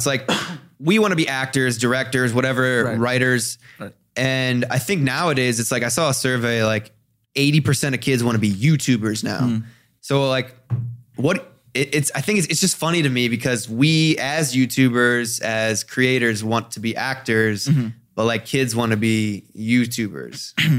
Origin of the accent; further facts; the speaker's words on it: Ohio, United States; I came out here from Ohio and for some reason, when I first started making videos, when I first started posting on social media, mm-hmm. it was at a time where I felt like I cared a lot about what the kids back home thought of me.